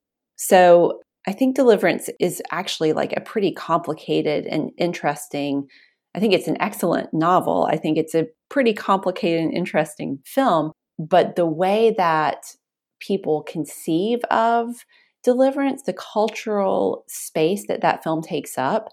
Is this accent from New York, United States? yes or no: no; Asheville, North Carolina, United States; moved away as an adult; also born or lived in Boston; I moved to Boston after grad school, and saying that I was from Appalachia, and someone did the and I was like, what? Like, I'm from Asheville.